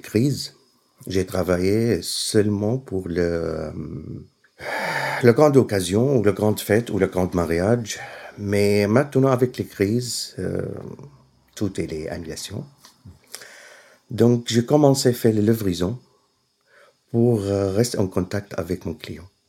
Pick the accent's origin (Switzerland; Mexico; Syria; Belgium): Syria; Aleppo, Aleppo Governorate; French is a second language; moved away as an adult; also born or lived in Burgundy, France; now in Lyon, France; je suis, je viens de Syrie